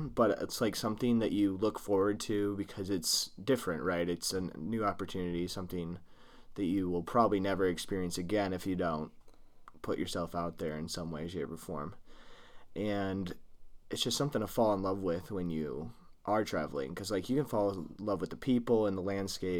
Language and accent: English; Midwest, United States; We're just from Midwestern